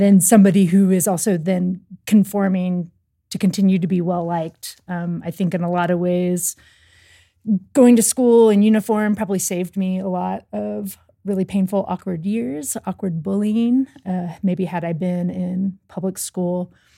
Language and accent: English; Louisville, Kentucky, United States; I grew up in Louisville, Kentucky